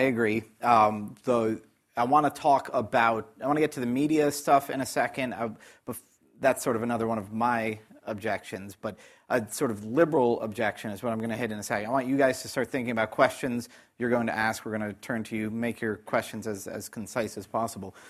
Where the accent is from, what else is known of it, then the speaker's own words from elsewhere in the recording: New York City, New York, United States; growing up in Greenwich Village